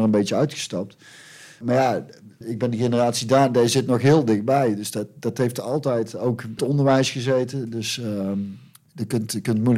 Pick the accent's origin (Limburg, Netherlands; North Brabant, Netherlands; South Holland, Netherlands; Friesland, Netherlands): North Brabant, Netherlands; ik kom uit Brabant en dat is een katholieke provincie.